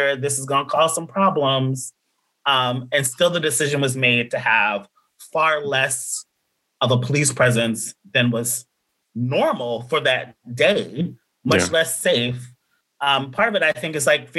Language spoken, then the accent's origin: English; Nashville, Tennessee, United States; I'm also from Nashville